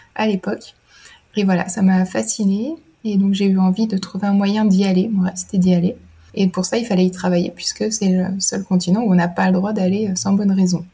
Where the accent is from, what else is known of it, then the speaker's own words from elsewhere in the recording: Burgundy, Bourgogne-Franche-Comté, France; moved away as an adult; also born or lived in Lyon / Grenoble; Moi, j'ai grandi en Bourgogne, donc rien à voir, dans la campagne de l'Est de la France